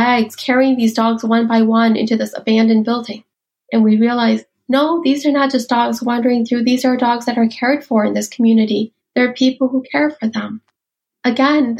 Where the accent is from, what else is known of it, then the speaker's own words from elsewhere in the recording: United States; also born or lived in Ban Vinai refugee camp, Thailand; I was growing up in America. I had become a woman in America.